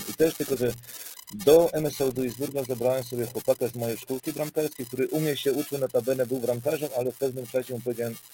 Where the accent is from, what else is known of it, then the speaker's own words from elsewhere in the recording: Silesian Voivodeship, Poland; now in Germany; Pochodzę ze Śląska i trafiłem na ten rurpot tam, nie?